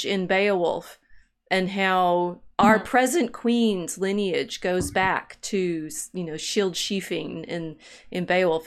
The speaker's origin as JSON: {"language": "English", "country": "United States", "said": "as an American"}